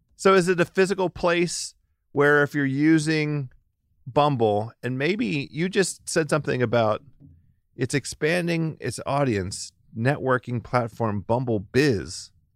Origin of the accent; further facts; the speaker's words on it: Maryland, United States; also born or lived in Washington, D.C.; I'm from Maryland. I was born in Maryland